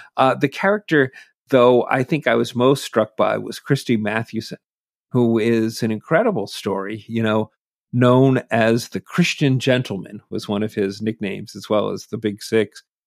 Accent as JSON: {"language": "English", "region": "Massachusetts", "country": "United States", "tie": "born or raised there", "also_born_or_lived": "New Jersey", "said": "growing up in Massachusetts"}